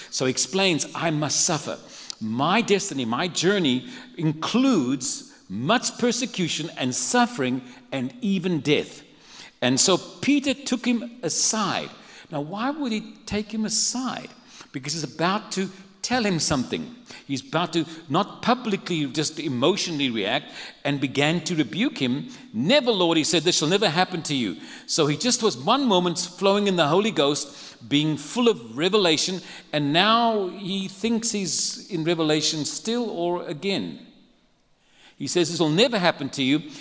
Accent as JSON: {"language": "English", "town": "Cape Town", "region": "Western Cape", "country": "South Africa", "tie": "born or raised there", "moved": "as an adult", "lives_now": "San Antonio, United States", "said": "I come from South Africa. I was born and raised in a city called Cape Town. But I've lived the last 23 years in San Antonio"}